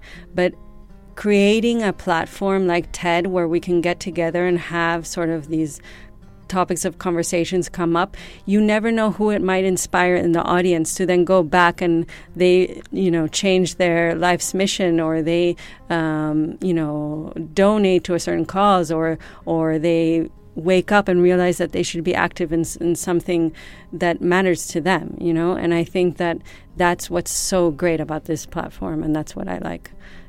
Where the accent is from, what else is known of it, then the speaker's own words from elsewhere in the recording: Madrid, Community of Madrid, Spain; born there; also born or lived in United States; now in Ibiza, Spain; even though I was born in Madrid, I am also American.